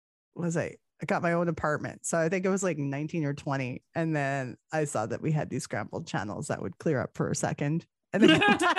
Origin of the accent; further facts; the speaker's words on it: Canada; we're both from Canada